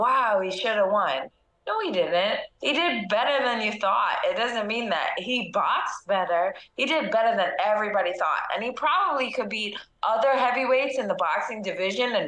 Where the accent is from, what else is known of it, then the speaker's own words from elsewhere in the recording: New York, United States; I'm from New York